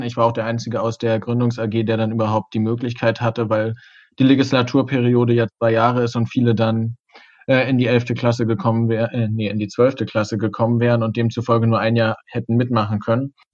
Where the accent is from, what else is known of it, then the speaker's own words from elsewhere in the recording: Greifswald, Mecklenburg-Vorpommern, Germany; auch aus Greifswald